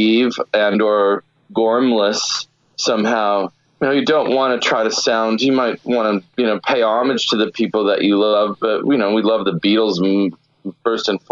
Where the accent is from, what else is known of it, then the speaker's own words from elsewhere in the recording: Santa Barbara, California, United States; also born or lived in Richmond; where I grew up in Santa Barbara